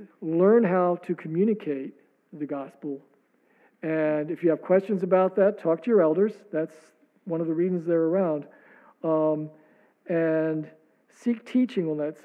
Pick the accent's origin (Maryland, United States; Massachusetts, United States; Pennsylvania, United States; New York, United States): Maryland, United States; I come from Maryland